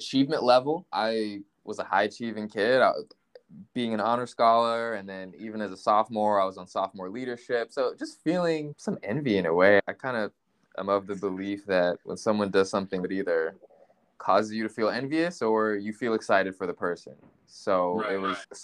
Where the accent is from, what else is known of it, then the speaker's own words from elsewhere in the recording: Richmond, Virginia, United States; also born or lived in Washington, D.C.; I was born in Washington, D.C., but grew up in Richmond, Virginia, before then moving to Northern Virginia